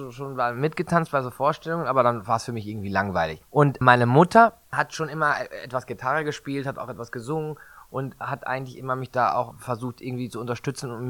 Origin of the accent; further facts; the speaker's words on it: Münster, North Rhine-Westphalia, Germany; also born or lived in Mexico City, Mexico; Genau, also ich bin ja in Münster großenteils aufgewachsen. Ja, und das bin ich eigentlich dort zur Schule gegangen. Ich war auch für zweieinhalb Jahre den Kindergarten in Mexico de Efe, in der Hauptstadt von Mexiko, in Coyoacán, in dem Viertel von Frida Kahlo.